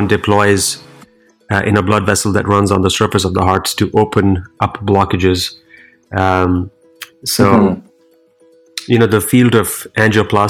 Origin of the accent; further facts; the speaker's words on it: New Delhi, Delhi, India; moved away as an adult; now in Cleveland, United States; I was born and raised in India, in the capital city, New Delhi